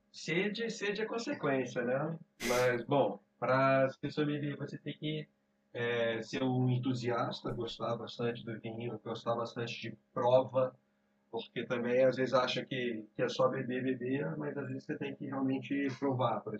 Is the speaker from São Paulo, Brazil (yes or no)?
no; Belo Horizonte, Minas Gerais, Brazil; born there; also born or lived in Rio de Janeiro; eu sou nascido em Belo Horizonte, Minas Gerais. Mas é, vivi em todos os lados do Brasil. Mas passei a maior parte da minha vida é, no Rio de Janeiro.